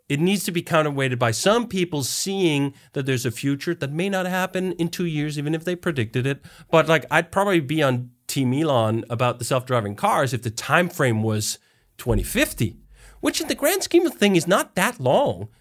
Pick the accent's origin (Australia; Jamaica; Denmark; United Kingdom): Denmark; moved away as an adult; also born or lived in United States; I am originally from Denmark, and now I'm actually back in Denmark, but I spent fifteen years in the U S